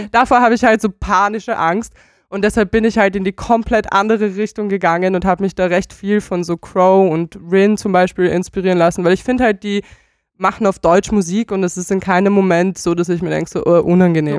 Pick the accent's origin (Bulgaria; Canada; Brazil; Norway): Bulgaria; moved away; ich komme aus Bulgarien